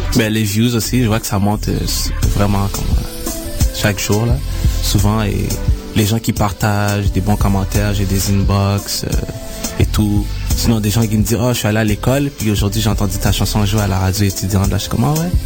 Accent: Montreal, Quebec, Canada; je suis né à Montréal.

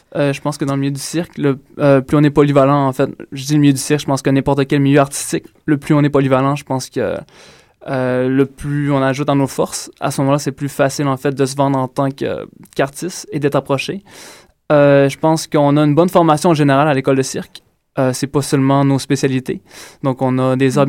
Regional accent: Quebec, Canada; also born or lived in Ontario; je suis natif de l'Ontario et j'ai grandi au Saguenay-Lac-Saint-Jean

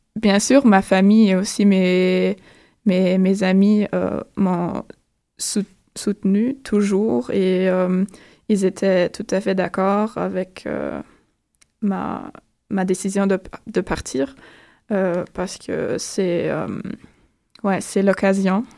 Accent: northwest Germany, Germany; French is a second language; moved away as an adult; also born or lived in Osnabrück, Germany; now in Montreal, Canada; Je, ne suis pas originaire de, cette ville, mais de la région nord-ouest de l'Allemagne

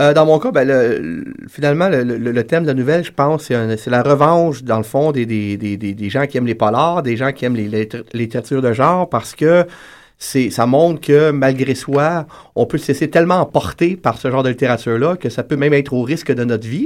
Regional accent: Quebec, Canada; Je suis québécois

